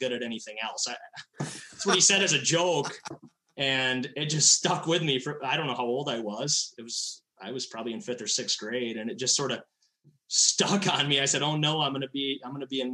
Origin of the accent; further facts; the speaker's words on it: Hudsonville, Michigan, United States; I am from Hudsonville, Michigan, just west of Grand Rapids, you know, big, like the CRC epicenter there. And that's where I grew up